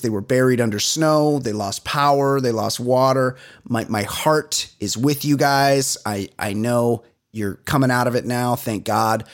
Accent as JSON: {"language": "English", "town": "Costa Mesa", "region": "California", "country": "United States", "tie": "born or raised there", "said": "I grew up in Costa Mesa"}